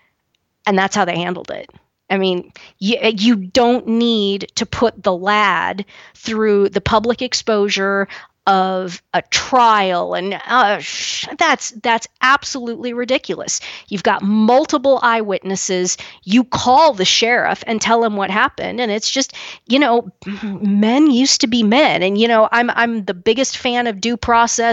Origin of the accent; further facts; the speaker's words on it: Kansas, United States; where I'm from in Kansas